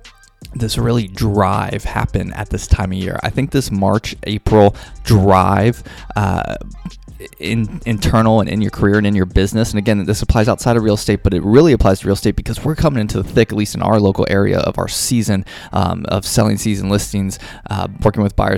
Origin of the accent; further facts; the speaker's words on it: Kentucky, United States; I grew up in the Midwest in Kentucky, big UK fan